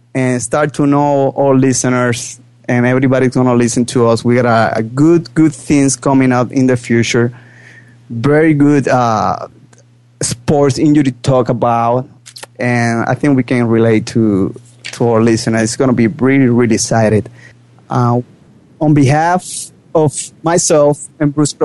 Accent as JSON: {"language": "English", "country": "Puerto Rico", "tie": "born or raised there", "also_born_or_lived": "Manhattan, New York / Dominican Republic", "second_language": "English", "moved": "as an adult", "said": "I grew up in Puerto Rico"}